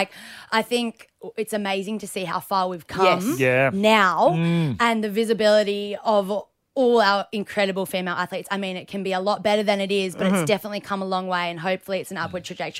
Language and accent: English; Margaret River, Western Australia, Australia; Growing up in Margaret River was like the best childhood I've